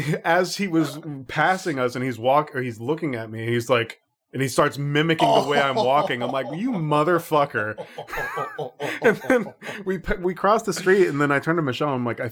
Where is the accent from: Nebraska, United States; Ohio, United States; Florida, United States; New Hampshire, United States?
Florida, United States; Orlando; I grew up in Central Florida. And there is a very famous city there called Orlando. So Orlando. I was very, very close to Orlando for a lot of my life.